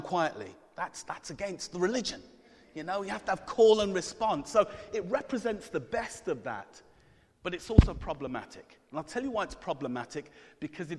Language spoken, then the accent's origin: English; Coventry, West Midlands, United Kingdom; I'm from Coventry